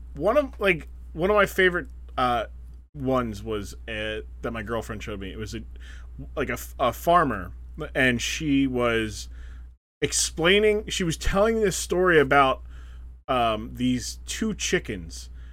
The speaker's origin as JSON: {"language": "English", "country": "United States", "said": "we are American"}